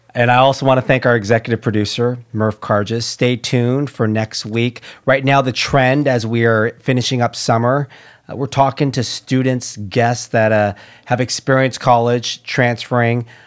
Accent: Orange County, California, United States; I, I'm from Orange County

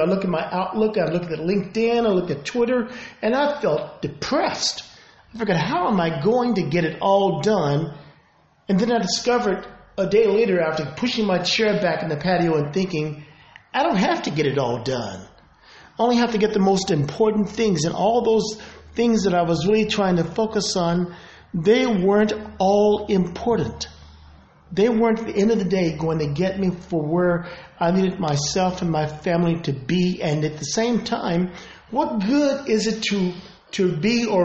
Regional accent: Denver, Colorado, United States; moved away as an adult; also born or lived in Europe; we're from Denver, Colorado

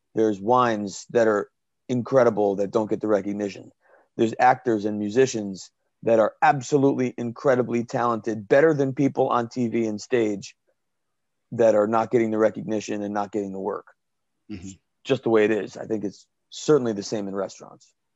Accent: Danielson, Connecticut, United States; my hometown, Danielson, Connecticut, Killingly High School

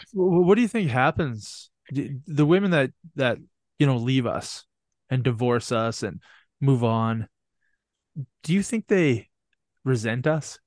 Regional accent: Canada; I'm from Canada, so I don't, I don't notice the cold like you guys

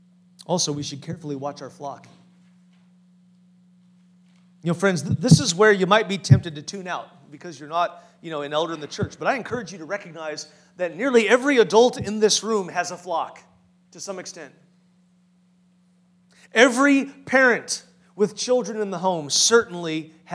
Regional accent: Farmers Branch, Texas, United States; I grew up in Farmers Branch, very close to the Word of Faith Church

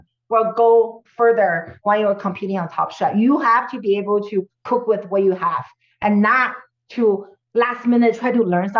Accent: California, United States; because I came from the Silicon Valley

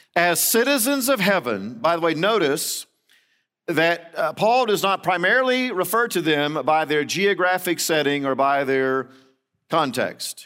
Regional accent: Central Florida, United States; moved away; I grew up in Central Florida

